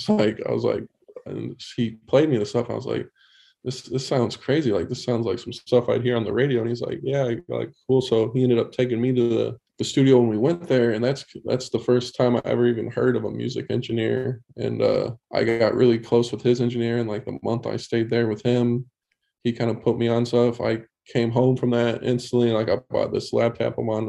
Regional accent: Michigan, United States; born or raised there

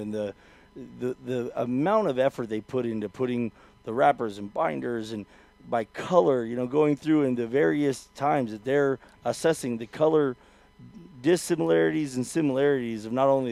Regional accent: West Coast, United States; I'm from the West Coast

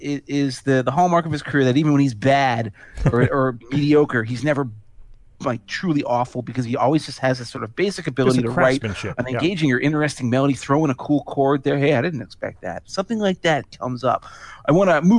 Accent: Chicago, Illinois, United States; a Chicagoan

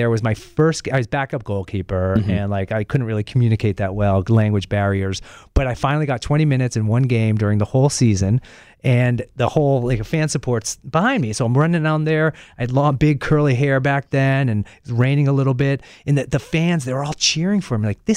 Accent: Lexington, Massachusetts, United States; also born or lived in New York City; now in New Hampshire, United States; Grew up outside Boston, a place mm-hmm. called Lexington, Massachusetts

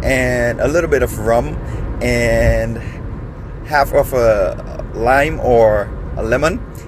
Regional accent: Grenada; now in Michigan, United States; listening from Michigan. I'm originally from the Caribbean, from Grenada.

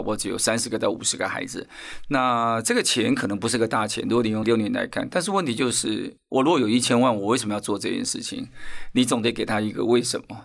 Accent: Taipei, Taiwan; 因为我小学是在台北市是受教育的

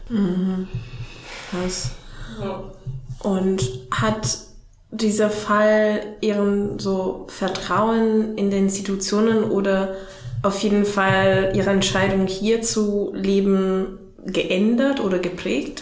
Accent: Italy; German is a second language; now in Germany; Ich komme aus Italien

